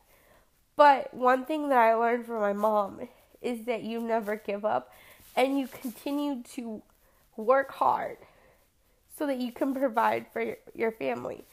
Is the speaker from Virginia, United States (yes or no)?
no; San Antonio, Texas, United States; I've born and raised in San Antonio, grew up here.